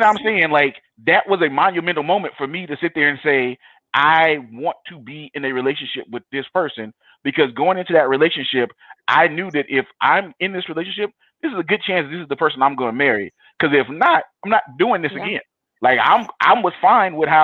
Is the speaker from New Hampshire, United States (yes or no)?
no; Compton, California, United States; I grew up in Compton in the 90s